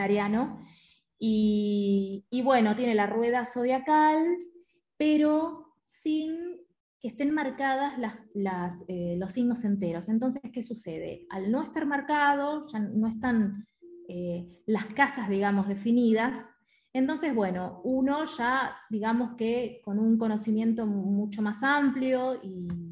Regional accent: Mar del Plata, Buenos Aires Province, Argentina; yo soy de Mar del Plata

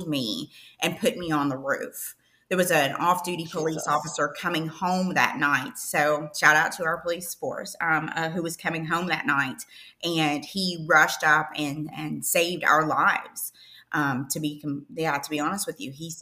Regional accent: Eastern Kentucky, United States; I'm originally from Eastern Kentucky. Think of, oh brother, where art there, thou? That's kind of where I'm from, like in the mountains. But I ended up growing up at an orphanage in Eastern Kentucky when I was seven.

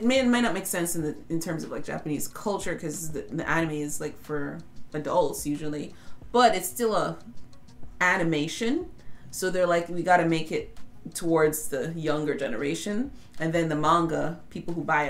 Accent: United Kingdom; I'm very British.

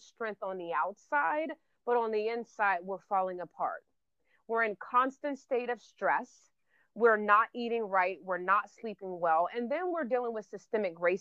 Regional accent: Florida, United States; I'm from Florida

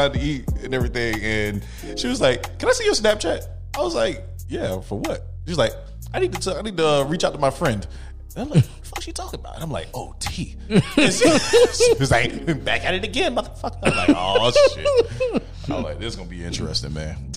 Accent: South Carolina, United States; accent: country; moved away; South Carolina, my home state. Went to go see my peoples.

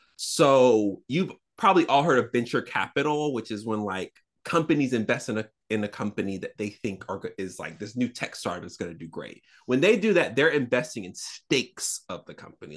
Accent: the South, United States; I'm a Southerner

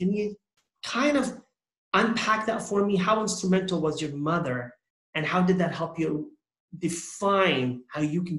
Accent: Canada; as a Muslim growing up in Canada

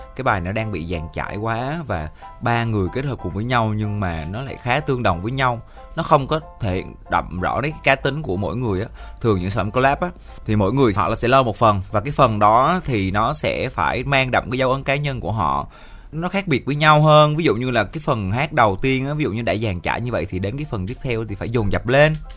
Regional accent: Vietnam; accent: mountain-region (rural) accent; cái giọng em là cái giọng miền núi

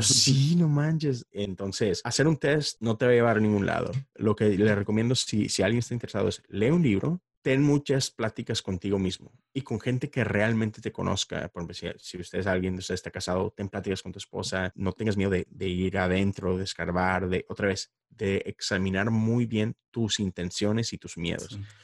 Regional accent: Monterrey, Nuevo León, Mexico; moved away as an adult; now in Houston, United States; soy regio, Monterrey, Nuevo León

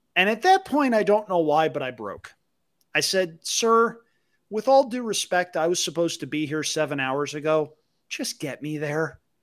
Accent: Albany, New York, United States; near my hometown in Albany, New York

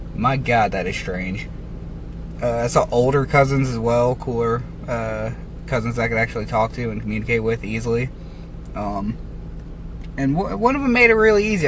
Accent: United States; my right as an American

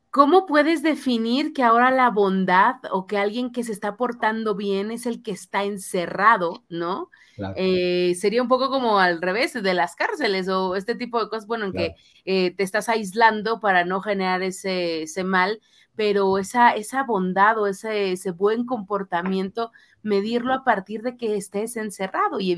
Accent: Mexico; impotencia como público, como mexicanos, como ciudadanos en ese tipo de circunstancias

